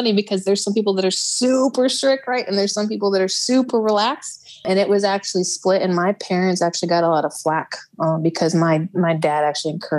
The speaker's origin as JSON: {"language": "English", "region": "Midwest", "country": "United States", "tie": "born or raised there", "also_born_or_lived": "Texas", "moved": "as an adult", "said": "I was raised up in the Midwest, and I left when I turned 18"}